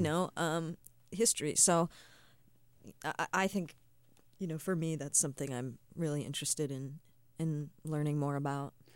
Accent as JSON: {"language": "English", "region": "Nova Scotia", "country": "Canada", "tie": "born or raised there", "said": "I grew up in Nova Scotia"}